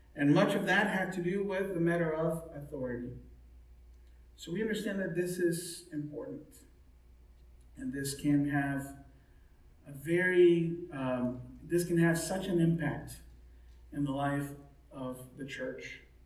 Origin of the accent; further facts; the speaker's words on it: Mexico; now in United States; when I was growing up in Mexico